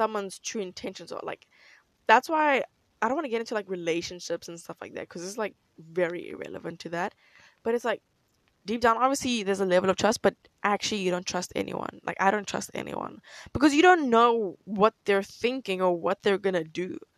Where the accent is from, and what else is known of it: South Africa